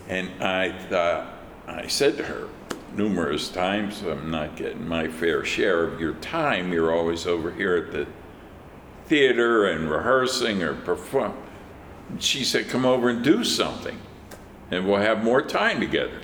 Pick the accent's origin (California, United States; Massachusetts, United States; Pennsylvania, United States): Pennsylvania, United States; Pittsburgh; I grew up in Pittsburgh. It's my hometown.